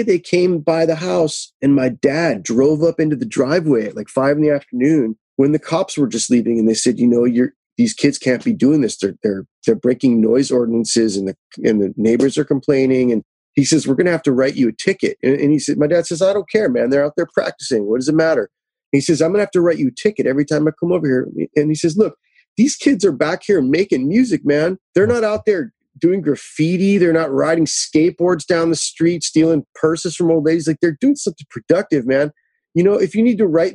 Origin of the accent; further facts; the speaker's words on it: Los Angeles, California, United States; I was born and raised out here